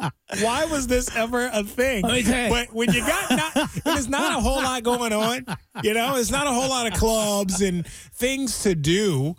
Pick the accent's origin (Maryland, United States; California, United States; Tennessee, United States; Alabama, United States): Maryland, United States; moved away as an adult; also born or lived in Virginia; now in Cincinnati, United States; I moved here a little over three years ago, and people from where I lived in Virginia or where I grew up at in Maryland